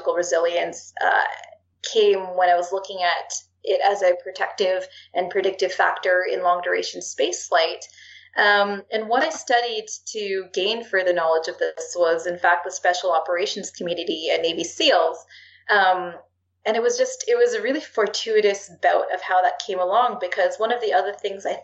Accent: Canada; being Canadian

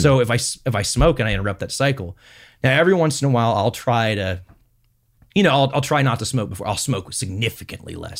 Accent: Houston, Texas, United States; moved away as an adult; now in Medford, United States; I was born in Texas, and then my, and then my parents live in Houston.

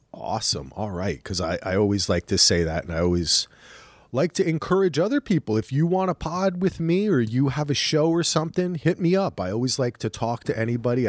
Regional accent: New Jersey, United States; I'm from New Jersey

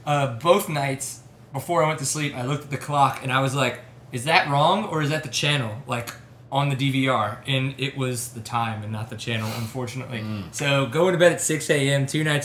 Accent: Louisiana, United States; …, I'm from Louisiana. It's the ….

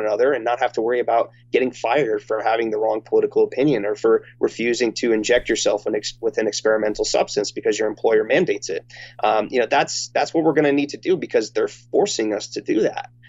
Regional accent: United States

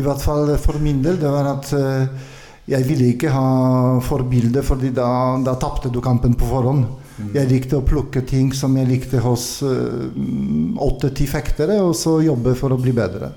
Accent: Konin, Greater Poland, Poland; Swedish is a second language; moved away as an adult; also born or lived in Gdansk, Poland; now in Norway; jag kommer från, från Polen och jag började i, i fäktundervisning i en by som är väldigt känd med sabelfäktning nu, Konin.

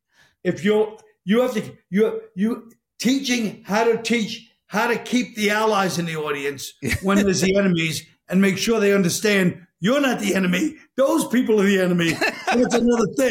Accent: New York, United States; I'm from New York

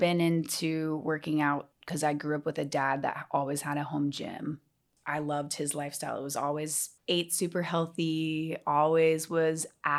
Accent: Atlanta, Georgia, United States; born or raised there

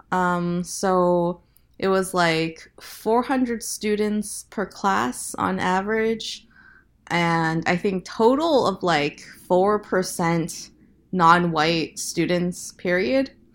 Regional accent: Lincoln, Nebraska, United States; I grew up in the Midwest mostly. Um, I moved to Nebraska, uh, to Lincoln, Nebraska when I was eight

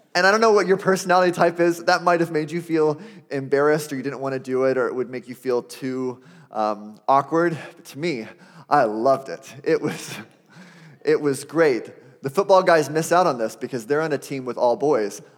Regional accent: Arizona, United States; I grew up in Arizona

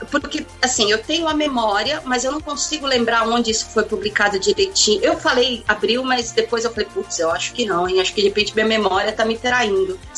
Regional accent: São Paulo, Brazil; só eu sou de São Paulo aqui

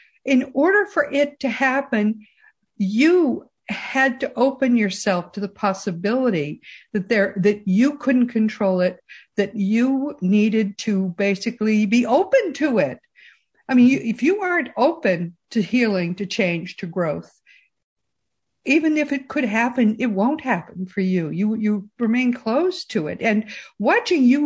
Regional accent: Boston, Massachusetts, United States; moved away; we're from originally from the Boston area

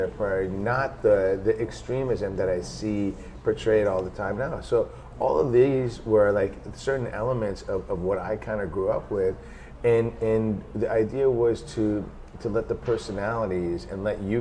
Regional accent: Iran; moved away; I grew up in Iran

